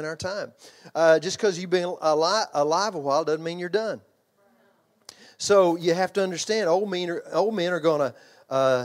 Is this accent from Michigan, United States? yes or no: no; Texas, United States; accent: Texas; I grew up in Texas